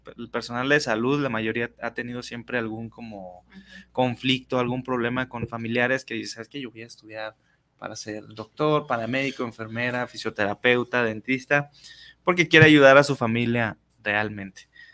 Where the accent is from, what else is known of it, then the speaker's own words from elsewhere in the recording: Guadalajara, Jalisco, Mexico; soy nacido aquí de Guadalajara, tengo 33 años